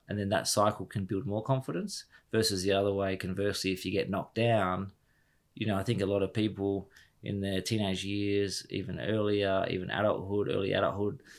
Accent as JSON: {"language": "English", "town": "Harvey", "region": "Western Australia", "country": "Australia", "tie": "born or raised there", "also_born_or_lived": "United Kingdom", "moved": "as an adult"}